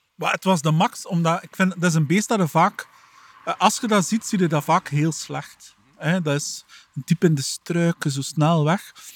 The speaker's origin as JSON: {"language": "Dutch", "region": "Flanders", "country": "Belgium"}